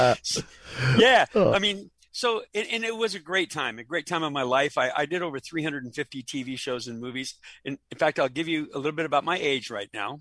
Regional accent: Los Angeles, California, United States; now in Orlando, United States; I'm originally from Los Angeles, born and raised on the West Coast in California

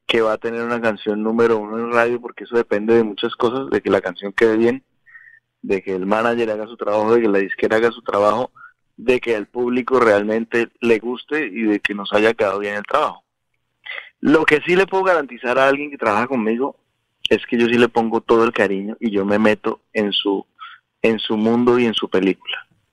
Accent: Bogotá, Colombia; born or raised there

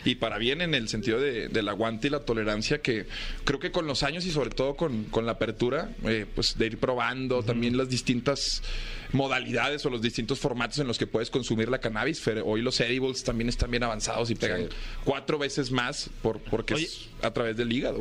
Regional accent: Monterrey, Nuevo León, Mexico; yo soy de Monterrey

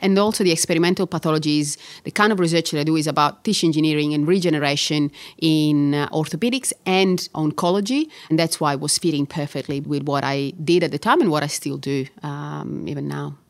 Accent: Catania, Sicily, Italy; English is a second language; moved away as an adult; also born or lived in Bologna, Italy; now in Melbourne, Australia; I was born in Catania and I studied medicine in Catania

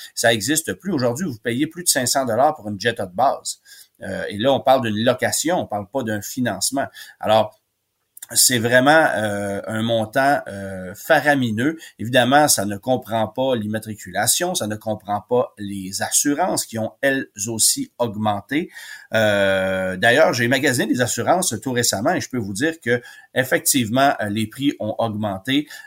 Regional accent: Quebec, Canada; chez nous au Québec

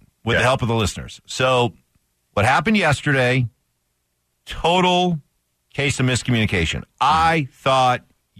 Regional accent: Alaska, United States; I was born in Alaska.

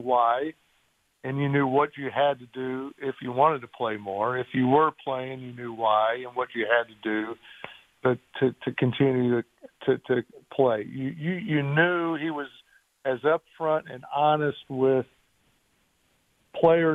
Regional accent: Indianapolis, Indiana, United States; When I was a kid growing up, obviously I grew up in Indianapolis

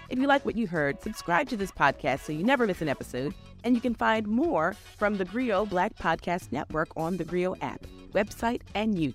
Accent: New York, United States; So, as a New Yorker, right, everyone knows where they were on 9 11, right?

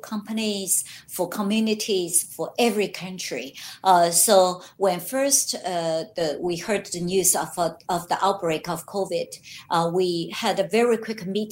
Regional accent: Shanghai, China; moved away as an adult; also born or lived in Beijing / United States; I was born in Shanghai and went to Peking University Law School

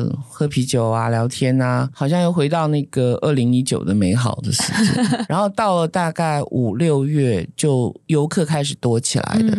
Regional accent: southern Taiwan, Taiwan; now in Taipei, Taiwan; 嗯，好，就好像我们南部人会来台北，然后台北人去南部玩一样。

